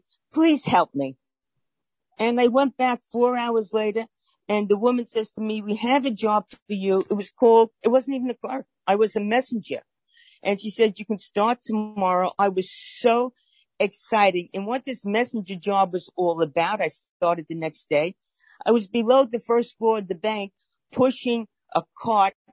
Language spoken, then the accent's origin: English; New York City, New York, United States; if you can't tell by my accent, I'm from Brooklyn, New York, born and bred, still reside in Brooklyn